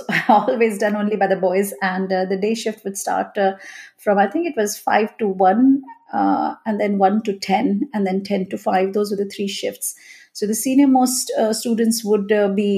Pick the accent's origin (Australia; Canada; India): India; moved away as an adult; now in Leeds, United Kingdom; my childhood, my growing up in India